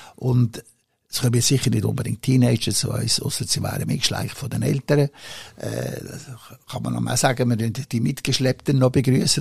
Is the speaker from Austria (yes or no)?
no; Switzerland; in meiner Heimat